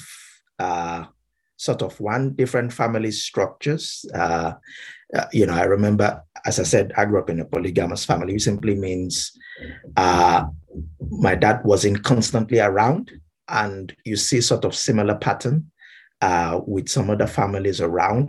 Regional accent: Ibadan, Oyo, Nigeria; moved away as an adult; now in United Kingdom; I grew up in Nigeria because I'm from Nigeria. So born and bred Nigerian.

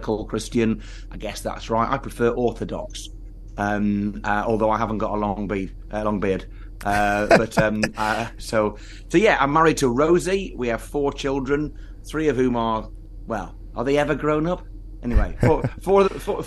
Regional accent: Lancashire, North West England, United Kingdom; I'm from Lancashire, which is slightly south of where I'm currently the Member of Parliament

